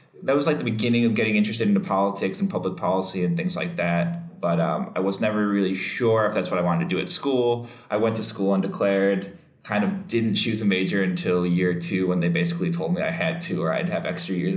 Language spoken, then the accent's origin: English; Chicago, Illinois, United States; also born or lived in Bloomington, Illinois; I grew up in Chicago, or just outside of Chicago in the suburbs, but I stayed there my whole life until I was like, say, 18